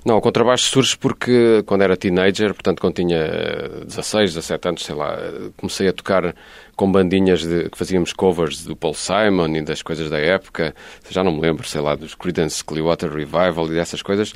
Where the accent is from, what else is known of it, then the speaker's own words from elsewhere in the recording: Lisbon, Portugal; moved away as an adult; also born or lived in Barcelona; now in Algarve, Portugal; eu sou lisboeta, posso provar, tenho aqui o bilhete de identidade da Lapa